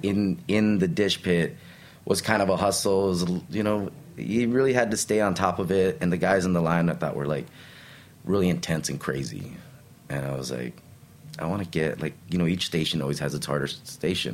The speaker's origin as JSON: {"language": "English", "town": "El Paso", "region": "Texas", "country": "United States", "tie": "born or raised there", "also_born_or_lived": "Brooklyn, New York", "moved": "yes", "lives_now": "New York, United States", "said": "grew up in the most Mexican part of Texas"}